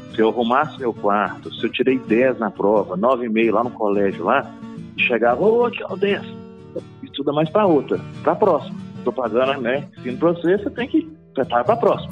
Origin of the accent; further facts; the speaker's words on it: Itabira, Minas Gerais, Brazil; sou natural de Minas Gerais